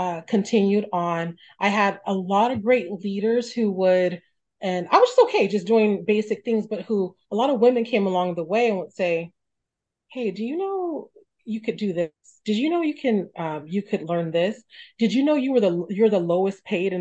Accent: Stockton, California, United States; I grew up in Stockton, came from a very humble background

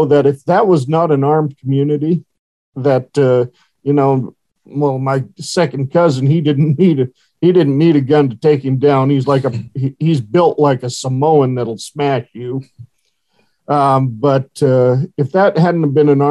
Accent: Horseshoe Bend, Idaho, United States; moved away; my hometown of Horseshoe Bend, Idaho. Now, that's a rinky-dink town, 700 people.

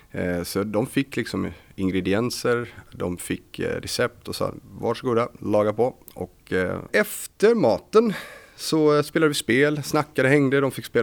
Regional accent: Varberg, Halland County, Sweden; moved away as an adult; när jag flyttade hit från Varberg 2006 så flyttade jag till studentlägenheten här

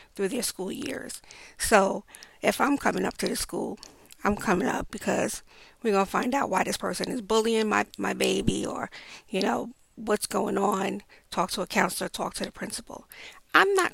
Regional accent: New York City, New York, United States; I grew up in Brownsville, Brooklyn.

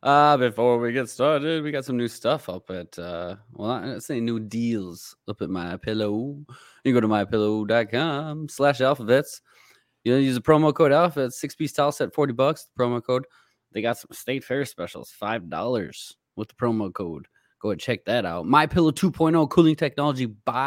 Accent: the North, United States; I grew up in the North.

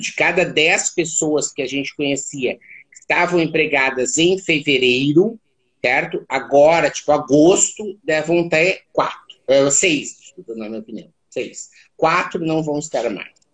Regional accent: Santa Maria, Rio Grande do Sul, Brazil; Eu sou natural de Santa Maria, no Rio Grande do Sul.

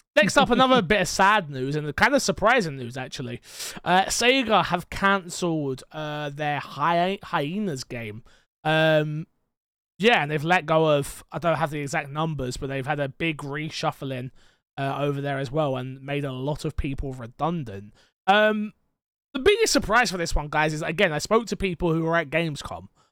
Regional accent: England, United Kingdom

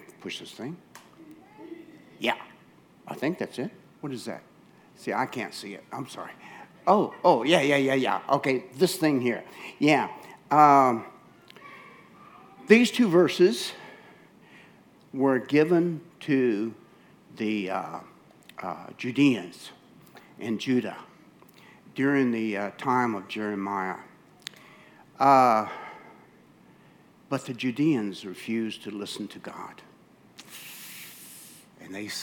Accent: United States; moved away as an adult; I'm from America, and very American, I'm sorry. I've been here 30 years, but I'm just very American

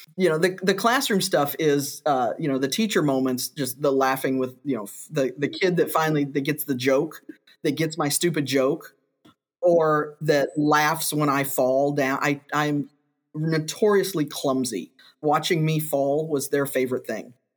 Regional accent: Kentucky, United States; moved away as an adult; now in Missouri, United States; I grew up in Kentucky and did my teacher prep there and then came to Missouri

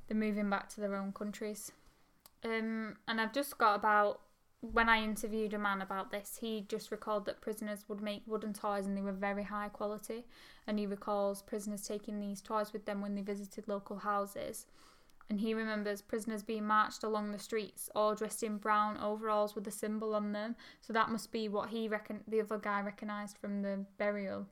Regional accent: Oldham, North West England, United Kingdom; we're from Oldham

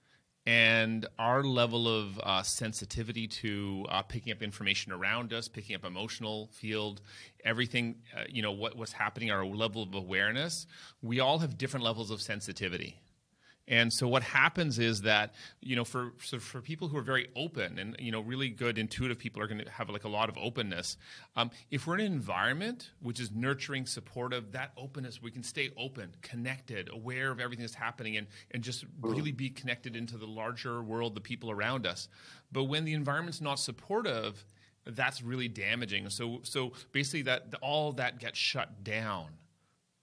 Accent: Toronto, Ontario, Canada; I grew up in Toronto, Canada

